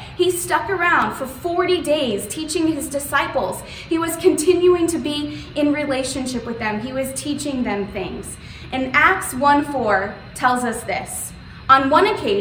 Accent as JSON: {"language": "English", "region": "South Florida", "country": "United States", "tie": "born or raised there", "said": "I grew up in South Florida"}